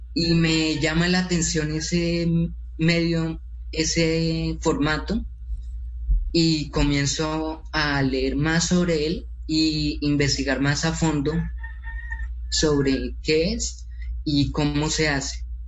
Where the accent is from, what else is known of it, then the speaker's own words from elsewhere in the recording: Colombia; nosotros, eh, como colombianos